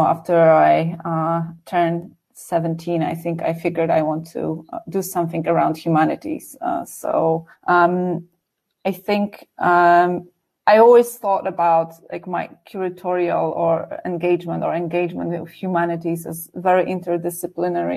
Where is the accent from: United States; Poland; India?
Poland; Warsaw, Masovian Voivodeship; I grew up in Warsaw, so in the city, which definitely had access to culture